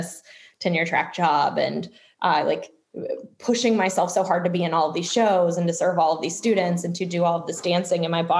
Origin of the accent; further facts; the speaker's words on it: Louisville, Kentucky, United States; also born or lived in Munich / Chicago / Texas; now in Boston, United States; I currently live in Boston, Massachusetts, but I'm originally from Louisville, Kentucky, and have lived a lot of places like München, Munich, Chicago, Texas. So just kind of from everywhere.